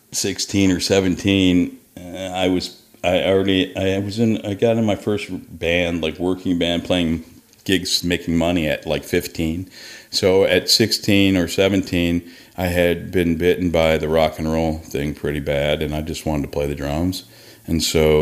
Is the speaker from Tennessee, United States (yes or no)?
no; New York City, New York, United States; moved away as an adult; also born or lived in Buffalo, New York / Atlanta, Georgia; now in Nashville, United States; I grew up, I was born in Buffalo, but like the first year of my life, we moved to New York. I lived on the Lower East Side